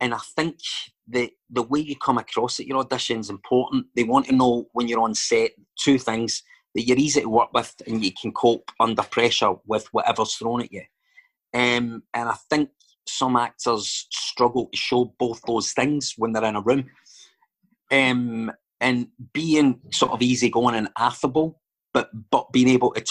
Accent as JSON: {"language": "English", "town": "Glasgow", "region": "Scotland", "country": "United Kingdom", "accent": "Glaswegian"}